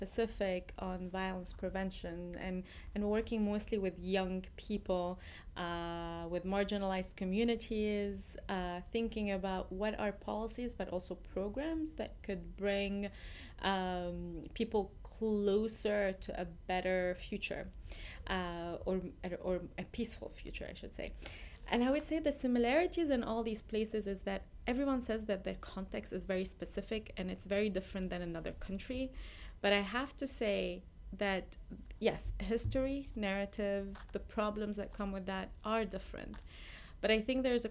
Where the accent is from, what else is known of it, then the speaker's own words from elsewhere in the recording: Lebanon; moved away as an adult; also born or lived in Iraq; now in United States; I was born in Lebanon, and then I spent the first probably 13 years of my life going between Lebanon and Iraq because Iraq was safer.